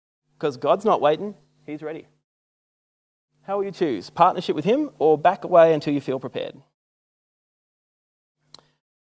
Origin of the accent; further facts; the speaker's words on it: Australia; I'm Australian